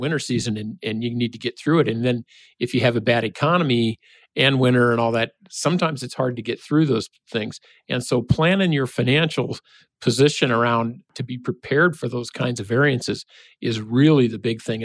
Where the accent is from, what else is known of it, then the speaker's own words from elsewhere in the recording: Nebraska, United States; now in Minnesota, United States; I'm from Nebraska